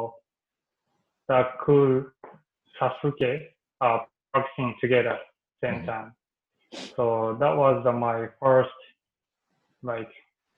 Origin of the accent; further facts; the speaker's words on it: Fukui, Japan; English is a second language; moved away as an adult; also born or lived in Ishikawa, Japan / Osaka, Japan / Sydney, Australia / Germany; I'm from Fukui. And I was born in very countryside